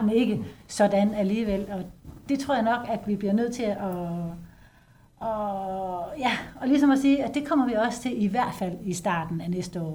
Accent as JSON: {"language": "Danish", "country": "Denmark", "said": "vi som danskere"}